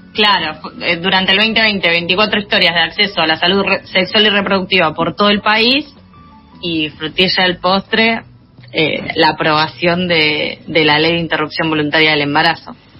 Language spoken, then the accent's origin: Spanish; Junín, Buenos Aires Province, Argentina; Majo y yo somos de Junín